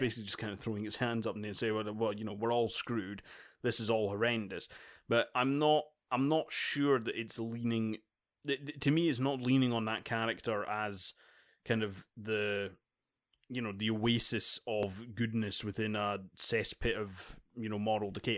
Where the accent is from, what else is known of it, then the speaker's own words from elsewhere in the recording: Dundee, Scotland, United Kingdom; Dundee, uh, my hometown